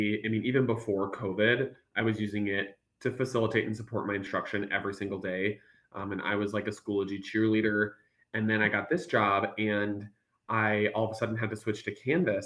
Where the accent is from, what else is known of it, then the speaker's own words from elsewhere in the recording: Minnesota, United States; accent: Minnesotanisms; moved away as an adult; now in Texas, United States; I'm actually born and raised in Minnesota